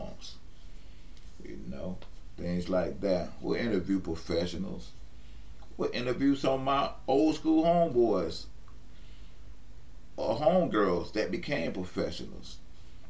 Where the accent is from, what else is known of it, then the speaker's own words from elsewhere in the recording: West Palm Beach, Florida, United States; I was born and raised in West Palm Beach, Florida